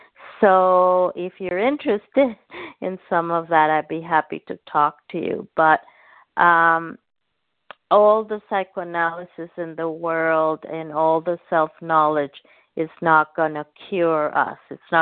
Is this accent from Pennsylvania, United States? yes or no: no; Tucson, Arizona, United States; Tucson, Arizona.